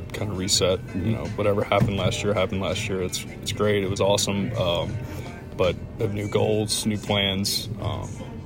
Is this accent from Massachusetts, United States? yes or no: no; Atlanta, Georgia, United States; Just the guys I grew up rooting for in Atlanta.